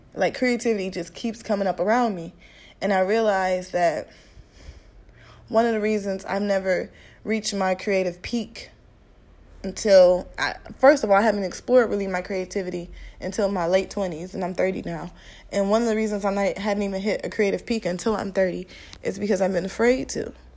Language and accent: English; Midwest, United States; I'm from the Midwest.